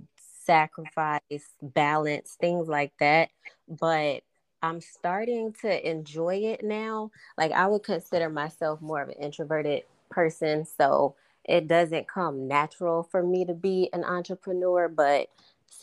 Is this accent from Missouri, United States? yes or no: yes; St. Louis, Missouri, United States; now in Jacksonville, United States; Originally, I'm from St. Louis, but now I live in Jacksonville, Florida.